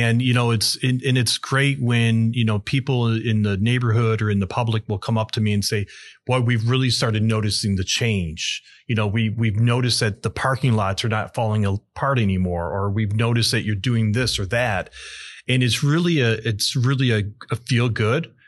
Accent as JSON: {"language": "English", "town": "Aurora", "region": "Illinois", "country": "United States", "tie": "born or raised there", "said": "I was born in Aurora, been here my entire life"}